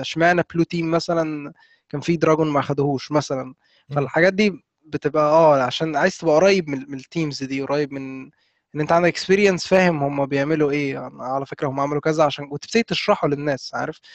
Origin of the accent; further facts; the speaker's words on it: Egypt; إحنا كمصريين